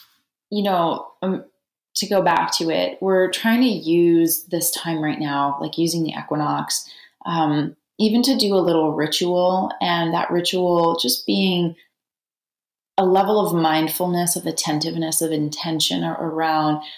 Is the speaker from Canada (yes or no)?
yes; Canada; now in United States; I'm from Canada